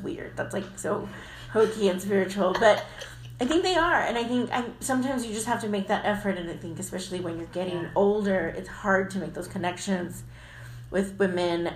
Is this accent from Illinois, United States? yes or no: no; the Valley, Texas, United States; now in San Antonio, United States; I'm from the Valley, so I'm not really a San Antonian